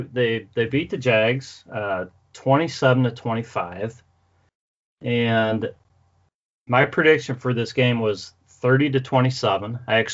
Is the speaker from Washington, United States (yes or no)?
no; Cleveland, Ohio, United States; moved away as an adult; now in Dayton, United States; Well, I'm from Cleveland, but I live in Dayton. I've lived in Dayton for quite a while now, really since my college days. But I'm always going to be a Clevelander at heart.